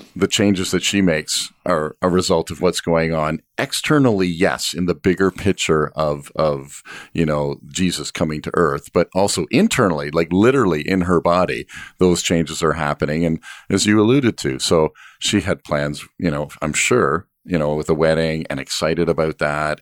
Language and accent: English; Canada; as a Canadian family